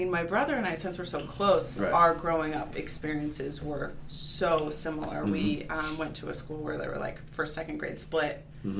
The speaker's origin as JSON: {"language": "English", "town": "Seattle", "region": "Washington", "country": "United States", "also_born_or_lived": "Burbank, California / Oakland, California", "moved": "as an adult", "lives_now": "Walla Walla, United States", "said": "I am from Seattle, Washington."}